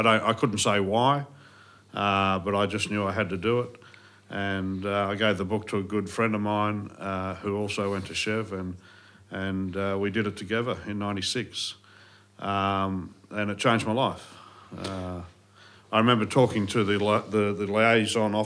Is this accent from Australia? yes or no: yes; Sydney, New South Wales, Australia; also born or lived in Tomerong / Bowral; I grew up, my sister and I, in Sydney for, I guess, the first 7 years of my life in the eastern suburbs. And then when my father bowed out of that industry, we moved down to the south coast, down to Tomorong